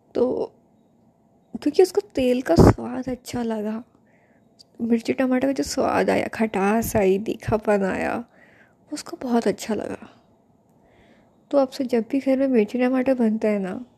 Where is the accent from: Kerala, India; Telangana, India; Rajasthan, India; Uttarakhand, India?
Rajasthan, India; मैं राजस्थानी हूँ